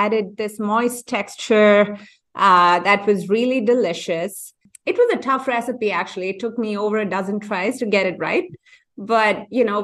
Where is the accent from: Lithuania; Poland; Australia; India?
India; moved away as an adult; now in United States; growing up in India, and my family has